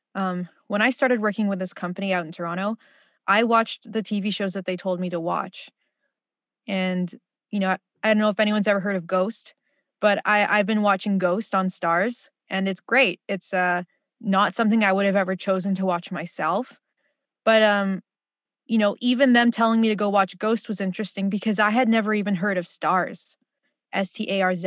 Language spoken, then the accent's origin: English; Philippines; as a Filipino